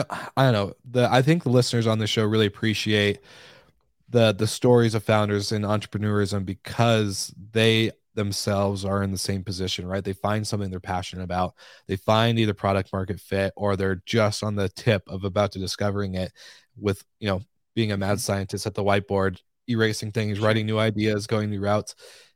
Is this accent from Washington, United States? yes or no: yes; Washington, United States; One, I'm from the Pacific Northwest. I was just a little bit north of Seattle.